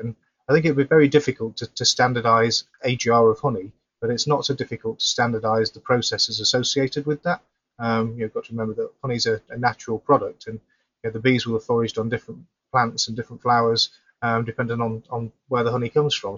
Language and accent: English; Yorkshire and the Humber, United Kingdom; moved away; also born or lived in Sheffield; I'm originally from South Yorkshire, that area, so I do go back to, to visit family and friends occasionally